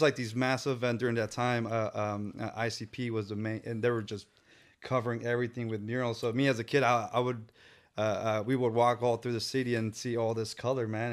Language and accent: English; San Francisco, California, United States; I was born in San Francisco. So, uh, and we lived in the Tenderloin.